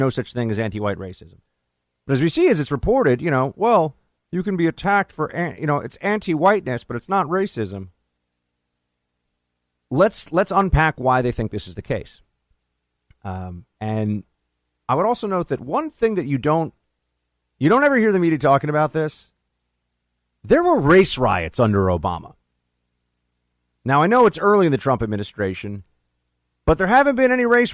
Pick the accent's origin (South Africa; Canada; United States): United States; New York City, New York; In my hometown, New York City